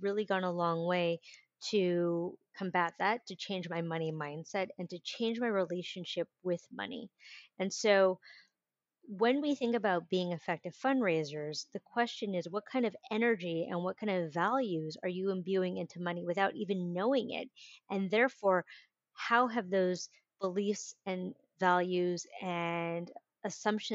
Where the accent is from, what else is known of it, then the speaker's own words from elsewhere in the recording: San Francisco, California, United States; I grew up in San Francisco in the 80s and 90s